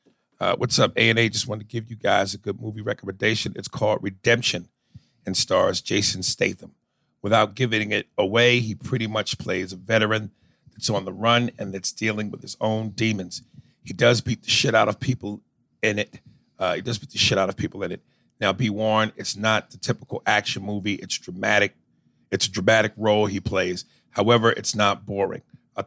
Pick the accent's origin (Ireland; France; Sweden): Sweden; English is a second language; Oh, Swedish. I'm from Sweden.